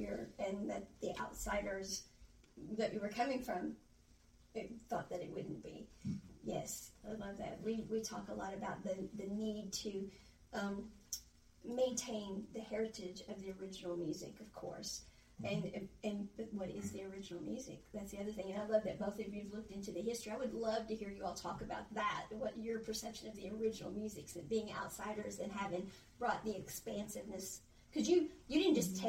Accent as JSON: {"language": "English", "region": "Illinois", "country": "United States", "tie": "born or raised there", "moved": "yes", "lives_now": "Mississippi, United States", "said": "I grew up in Illinois"}